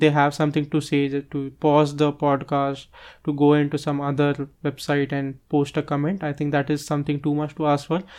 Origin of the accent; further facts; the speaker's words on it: Mumbai, Maharashtra, India; moved away as an adult; now in Nagpur, India; I always return to Mumbai, which is my hometown